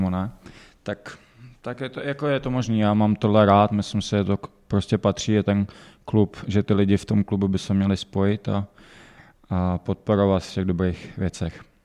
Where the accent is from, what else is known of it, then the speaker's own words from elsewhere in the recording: Pardubice, Pardubice Region, Czechia; bylím tady od mala